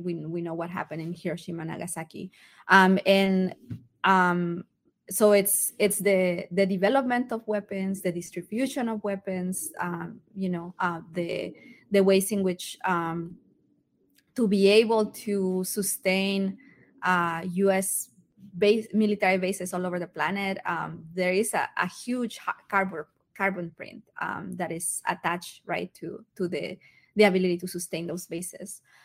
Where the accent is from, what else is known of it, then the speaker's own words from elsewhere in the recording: Mexico; now in United States; I'm a migrant from Mexico myself